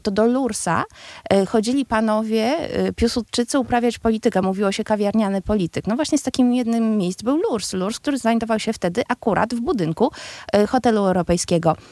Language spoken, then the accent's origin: Polish; Warsaw, Masovian Voivodeship, Poland; my, warszawiacy, urodzeni bądź, y, bądź przyjezdni, ale ci wszyscy, którzy uważają się za warszawiaków